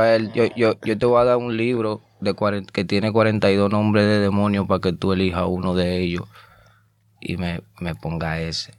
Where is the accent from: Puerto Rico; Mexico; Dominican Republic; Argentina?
Dominican Republic; Azua; moved away as an adult; also born or lived in Santo Domingo / Bronx, New York; now in New York, United States; yo nací en Santo Domingo, pero me crié en un campo llamado Asua